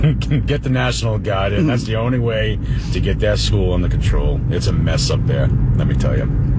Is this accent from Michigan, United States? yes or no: no; Fall River, Massachusetts, United States; I'm from Fall River, Mass. Just south of Brockton.